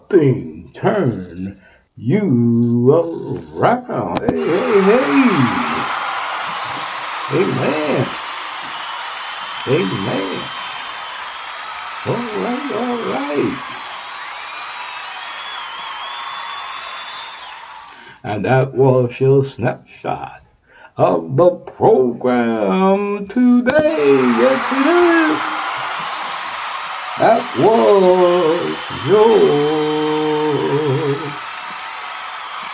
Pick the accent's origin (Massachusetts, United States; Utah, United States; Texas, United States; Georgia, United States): Texas, United States; Houston; now in Ohio, United States; I mentioned Texas because that's my hometown, my home state. From Houston, Texas